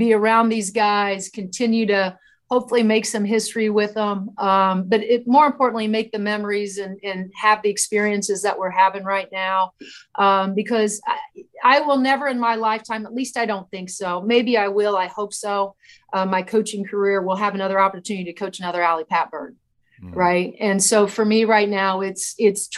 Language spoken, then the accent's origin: English; Indiana, United States; I grew up in Indiana